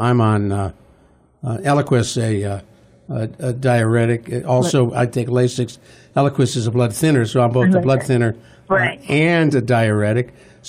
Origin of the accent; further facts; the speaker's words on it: Cleveland, Ohio, United States; As a kid, when I was growing up in Cleveland, Ohio